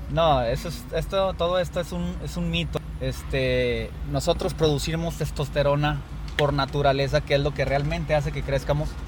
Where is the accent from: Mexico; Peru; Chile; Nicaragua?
Mexico; como buenos mexicanos que somos